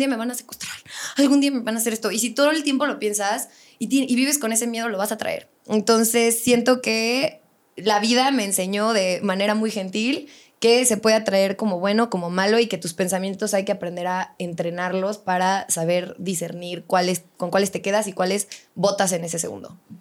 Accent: Querétaro, Mexico; also born or lived in Morelia, Michoacán; siempre digo que soy de Querétaro, pero omito la parte de nací en Morelia, pero a los tres días me fue a vivir a Querétaro y toda mi vida he vivido aquí

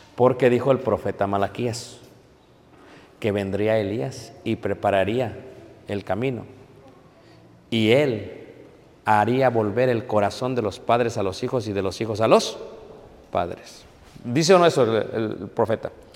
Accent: Mexico

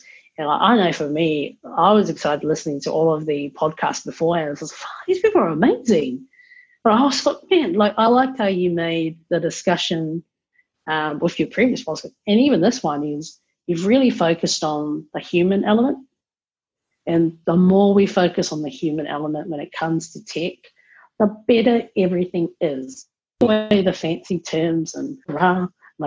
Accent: Auckland, New Zealand; now in Wellington, New Zealand; I'm originally from Auckland, best city in New Zealand

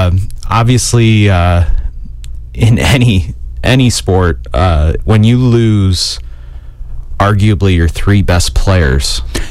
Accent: Granville, Ohio, United States; I grew up in Granville, Ohio, not too far from Columbus.

